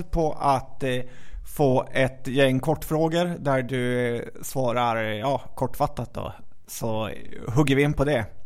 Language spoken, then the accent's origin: Swedish; Skövde, Västra Götaland, Sweden; moved away as an adult; now in Stockholm, Sweden; jag är uppvuxen i Skövde.